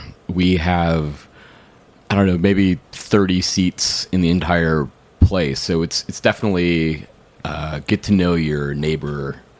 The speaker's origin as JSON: {"language": "English", "town": "Milwaukee", "region": "Wisconsin", "country": "United States", "moved": "yes", "said": "I'm from Wisconsin, so you know, I'm from Milwaukee"}